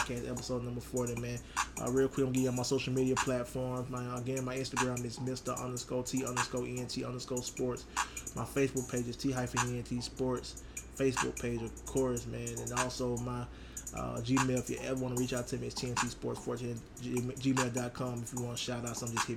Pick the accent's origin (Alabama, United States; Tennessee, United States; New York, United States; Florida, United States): Alabama, United States; Troy; now in New Orleans, United States; Troy, Alabama, my hometown